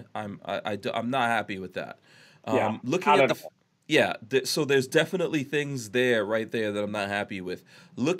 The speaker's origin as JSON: {"language": "English", "region": "New York", "country": "United States", "tie": "born or raised there", "said": "I'm a New Yorker. I grew up in New York"}